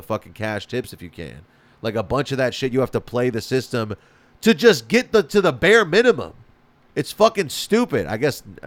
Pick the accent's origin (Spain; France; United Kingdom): Spain; moved away as an adult; now in Los Angeles, United States; I grew up in Spain, and then when I moved to LA, I spoke Spanish